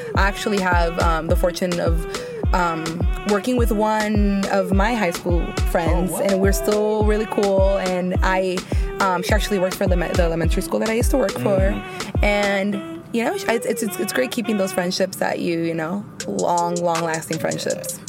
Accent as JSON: {"language": "English", "town": "Oakland", "region": "California", "country": "United States", "tie": "born or raised there", "also_born_or_lived": "San Francisco", "said": "I was raised in East Oakland"}